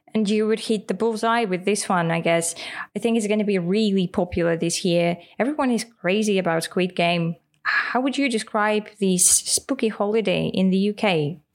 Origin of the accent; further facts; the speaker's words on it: Russia; first language Russian; English is a second language; In Russian, we would say